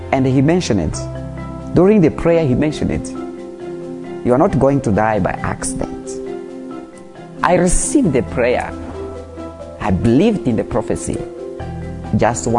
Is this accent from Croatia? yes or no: no; Mozambique; English is a second language; from Mozambique, a pastor in First Love Church, Mozambique. Mozambique is a Portuguese-speaking country.